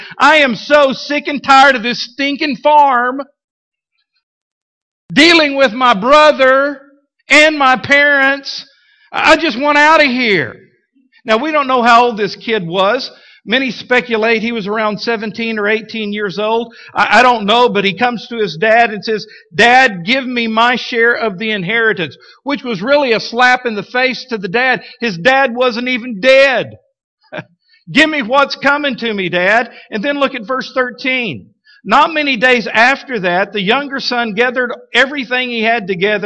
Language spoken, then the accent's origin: English; Midland, Texas, United States; now in Fort Smith, United States; when I was growing up in Midland, Texas. I was like 7 years old